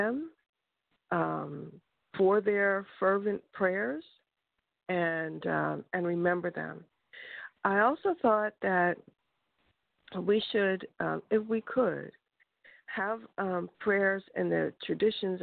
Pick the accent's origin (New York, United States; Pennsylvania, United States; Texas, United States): Pennsylvania, United States; Philadelphia; moved away; I'm from Philadelphia, Pennsylvania, and they don't have Juneteenth there when I was growing up